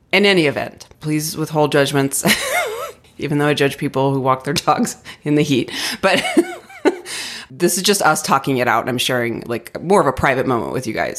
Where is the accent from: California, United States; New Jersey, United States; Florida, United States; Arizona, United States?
Arizona, United States; now in Denver, United States; I grew up in Arizona